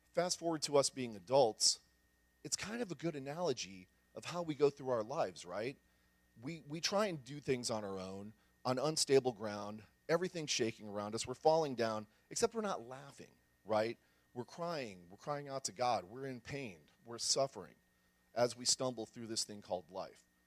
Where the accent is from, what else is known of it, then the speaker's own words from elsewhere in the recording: San Antonio, Texas, United States; I grew up here in San Antonio, kind of out in the country.